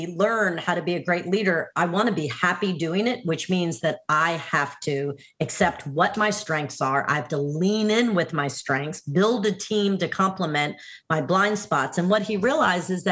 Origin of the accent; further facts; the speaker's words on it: New Orleans, Louisiana, United States; my hometown of New Orleans